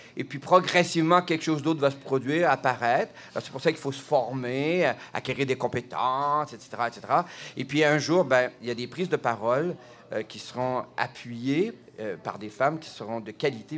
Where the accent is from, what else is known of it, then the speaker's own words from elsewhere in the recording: Quebec, Canada; je suis québécois